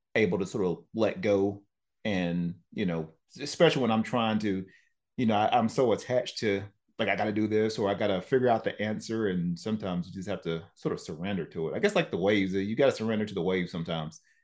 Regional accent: Tennessee, United States; moved away; I'm from Tennessee

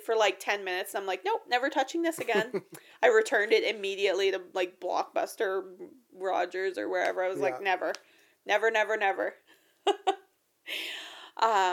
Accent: Canada

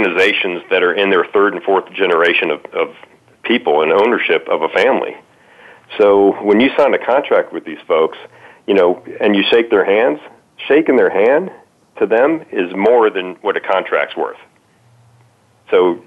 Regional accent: Miami, Florida, United States; moved away as an adult; also born or lived in Atlanta; I grew up in Miami

